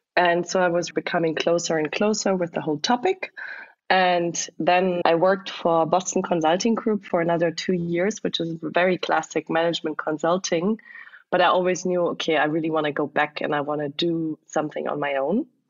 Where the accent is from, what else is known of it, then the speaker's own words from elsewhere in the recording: close to the French border, southwest Germany, Germany; moved away; also born or lived in Berlin; I'm originally from Eastern Germany, but grew up in the southwest of Germany, close to the French border